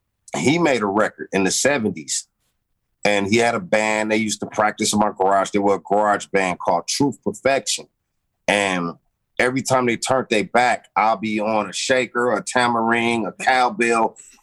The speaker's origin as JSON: {"language": "English", "town": "Compton", "region": "California", "country": "United States", "tie": "born or raised there", "said": "Yeah, I'm born and bred in Compton. 15202 South Williams, Compton, California. 1970, you know what I mean? Born Christmas Eve, a preemie."}